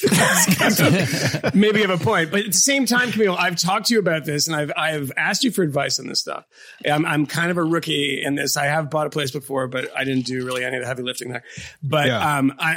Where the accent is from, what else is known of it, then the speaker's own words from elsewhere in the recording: Boston, Massachusetts, United States; I'm like an Irish kid from Boston. We don't have gifts like that. I don't have a parent that can give me money for these sorts of things.